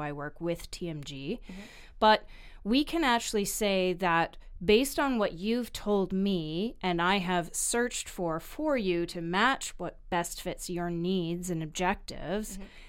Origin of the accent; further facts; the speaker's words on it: Vancouver, British Columbia, Canada; I was born and raised in Vancouver